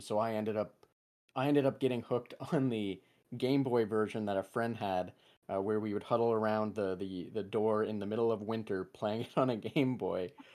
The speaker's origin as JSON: {"language": "English", "region": "England", "country": "United Kingdom", "first_language": "English", "said": "being English, or having English as my primary language"}